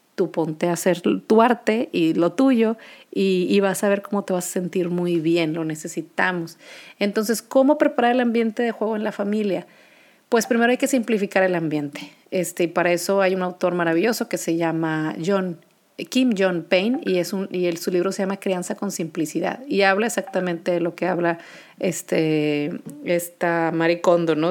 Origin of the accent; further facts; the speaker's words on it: Monterrey, Nuevo León, Mexico; Soy de Monterrey, Nuevo León